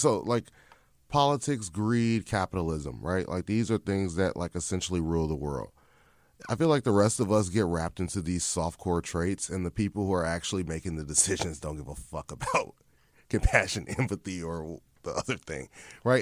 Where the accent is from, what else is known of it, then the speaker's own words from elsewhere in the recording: Chicago, Illinois, United States; I'm born and raised in Chicago